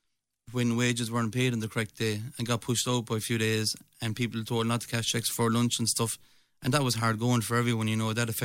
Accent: Kerry, Munster, Ireland; moved away; I'm originally from Kerry.

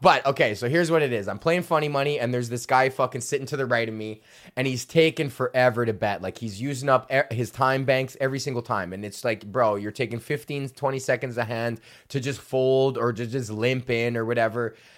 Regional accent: Los Angeles, California, United States; I grew up in East Los Angeles

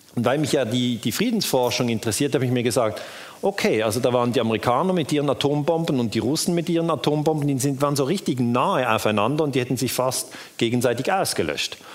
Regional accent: Switzerland; ich bin aus der Schweiz

